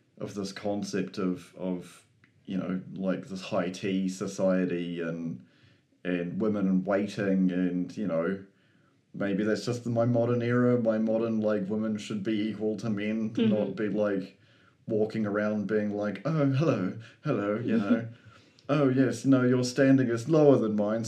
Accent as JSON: {"language": "English", "country": "New Zealand", "said": "I'm also a Kiwi"}